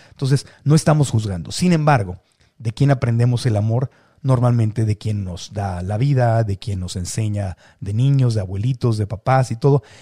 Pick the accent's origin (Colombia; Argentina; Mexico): Mexico; como buen mexicano